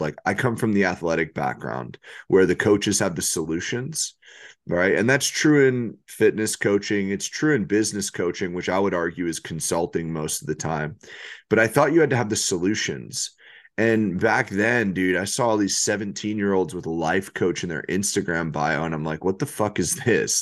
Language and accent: English; New York, United States; I'm from New York.